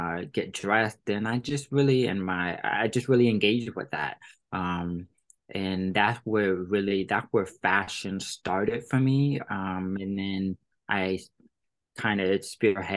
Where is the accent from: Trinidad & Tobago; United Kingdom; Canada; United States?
United States; Virginia; moved away; we're both 757